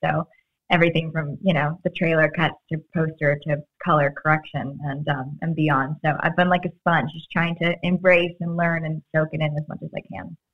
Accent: Florida, United States; moved away; I grew up with Publix in Florida

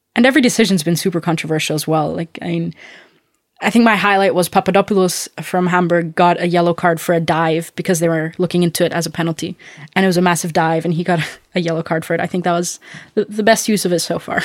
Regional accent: Austria; moved away; I'm from Austria

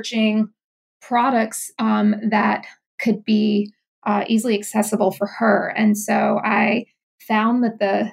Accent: Louisiana, United States; moved away as an adult; also born or lived in New York City; my hometown, but, you know, in Louisiana

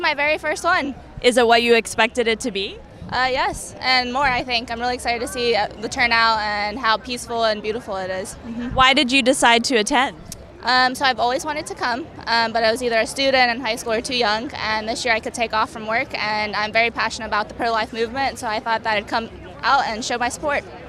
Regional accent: Fredericksburg, Virginia, United States; Fredericksburg, Virginia.

